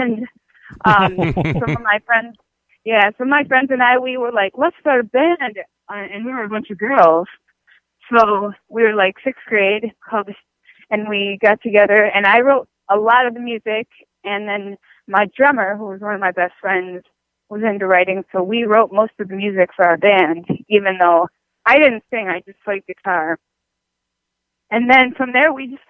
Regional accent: St. Paul, Minnesota, United States; also born or lived in South Korea; I was born in South Korea, but I was pretty much raised in St. Paul, Minneapolis

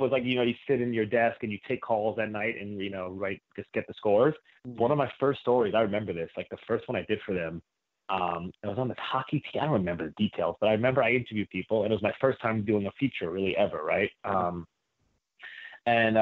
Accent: New Rochelle, New York, United States; I grew up in New Rochelle, which is a suburb of about a half hour north of Manhattan

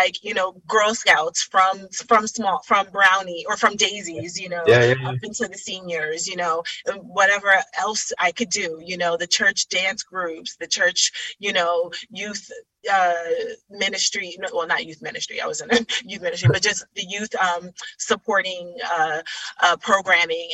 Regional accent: New York City, New York, United States; also born or lived in Middletown, Connecticut; I was born and raised in Brooklyn, in Bedside, Brooklyn

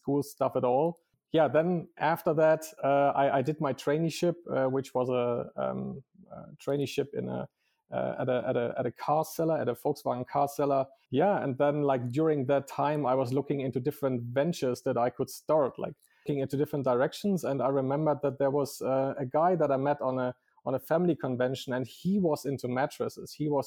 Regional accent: East Frisia, Lower Saxony, Germany; also born or lived in Dortmund; I come from a very small village in northern Germany. Like originally, I was born in Dortmund. Then I moved with my parents to Ostfriesland, how it's called in Germany. So very much north to the Dutch border, very small, boring town

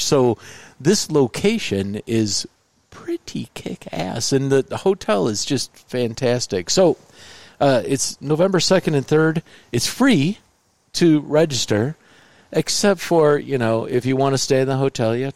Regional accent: Indiana, United States; I'm from Indiana

